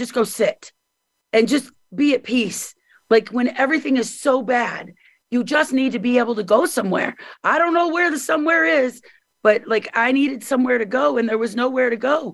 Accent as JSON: {"language": "English", "region": "Missouri", "country": "United States", "also_born_or_lived": "Hollywood, California", "moved": "as an adult"}